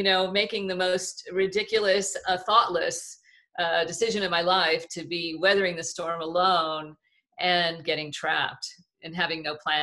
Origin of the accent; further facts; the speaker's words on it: Southern California, United States; I'm from Southern California